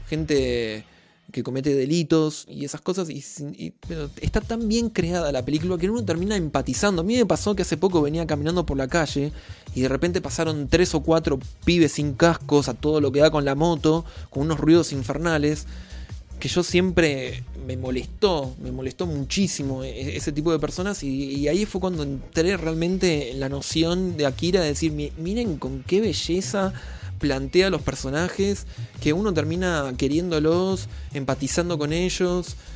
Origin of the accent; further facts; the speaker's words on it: Rosario, Santa Fe, Argentina; mi ciudad natal, en Rosario, en la misma calle donde yo me crié